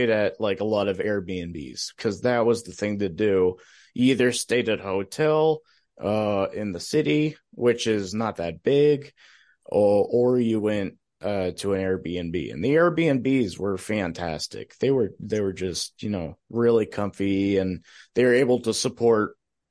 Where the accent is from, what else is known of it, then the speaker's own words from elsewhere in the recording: Arizona, United States; also born or lived in New York; I am from Arizona, but I spent early years in New York